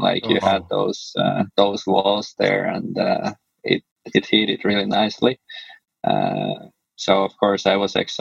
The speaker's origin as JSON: {"language": "English", "country": "Finland", "tie": "born or raised there", "also_born_or_lived": "Switzerland", "moved": "yes", "said": "I grew up in Finland, and then I lived like 7 years in Switzerland"}